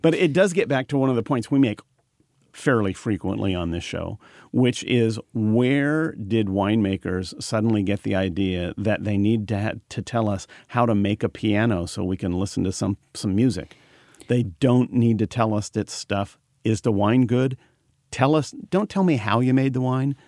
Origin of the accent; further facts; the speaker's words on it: Marysville, California, United States; I was born in Marysville